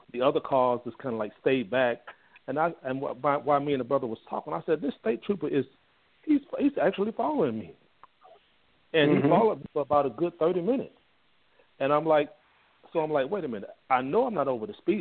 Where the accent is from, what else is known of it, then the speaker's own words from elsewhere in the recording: Mississippi, United States; now in Fort Worth, United States; I'm originally from Mississippi.